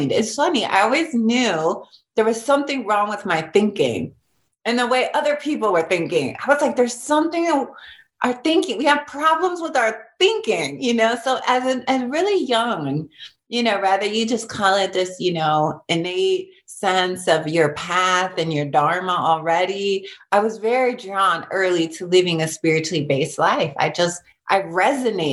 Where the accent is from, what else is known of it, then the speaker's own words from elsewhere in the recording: Long Beach, California, United States; I grew up in East Long Beach and it was all this chaos